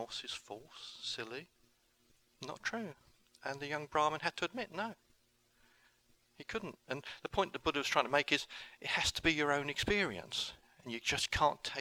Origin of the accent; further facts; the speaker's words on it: England, United Kingdom; I went home to England, and that was October. In November 2009, I started a recovery group in my hometown